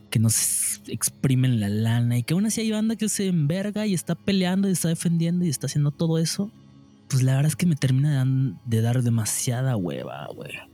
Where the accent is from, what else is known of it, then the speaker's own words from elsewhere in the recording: Mexico; qué verga hice como ciudadano mexicano y ya valió verga